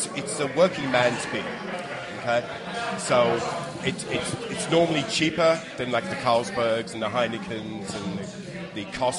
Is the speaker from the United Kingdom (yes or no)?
yes; England, United Kingdom; now in United States; I'm from England.